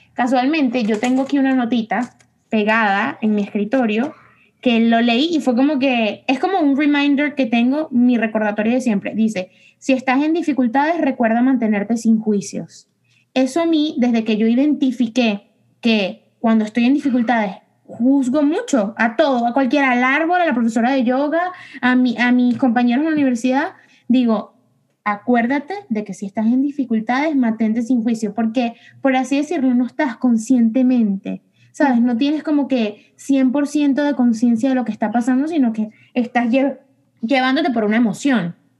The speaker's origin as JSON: {"language": "Spanish", "country": "Venezuela", "said": "nosotros somos de Venezuela"}